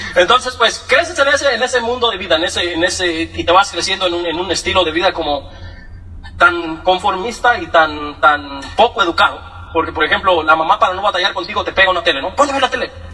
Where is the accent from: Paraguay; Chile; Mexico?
Mexico; Michoacán; also born or lived in Morelia, Michoacán; Yo, nací en Michoacán, eh, pues muy chiquito nací yo